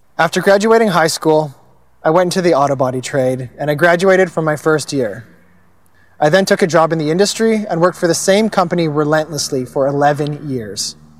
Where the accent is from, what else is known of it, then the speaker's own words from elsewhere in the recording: Kelowna, British Columbia, Canada; also born or lived in Langley, British Columbia / Cloverdale, British Columbia; I was born in Langley and I grew up in an upper middle class family. Attended private school in Cloverdale until we moved to Kelowna when I was in grade five. I then continued in private school until graduation